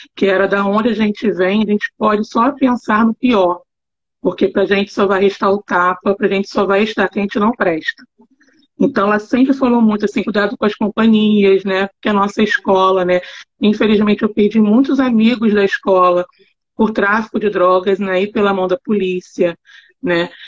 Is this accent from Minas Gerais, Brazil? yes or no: no; Rio de Janeiro, Brazil; Eu nasci lá e morei até os meus 38 anos